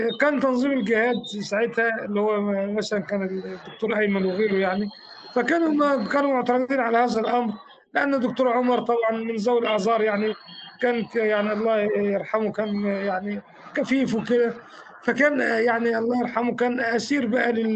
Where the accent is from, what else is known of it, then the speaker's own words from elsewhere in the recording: Faiyum Governorate, Egypt; now in Alexandria, Egypt; انا من الفيوم